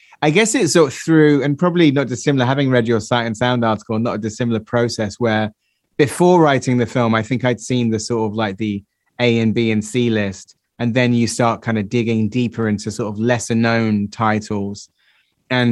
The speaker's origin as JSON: {"language": "English", "area": "Somerset", "region": "South West England", "country": "United Kingdom", "said": "I'm from Somerset"}